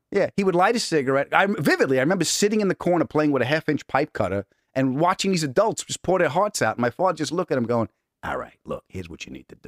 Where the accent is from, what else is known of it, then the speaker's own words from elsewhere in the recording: Huntington, New York, United States; also born or lived in Queens, New York; I was born in Queens and I was raised on Long Island